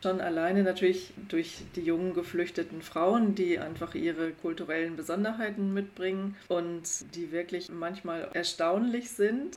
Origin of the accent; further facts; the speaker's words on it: Germany; bei uns in Deutschland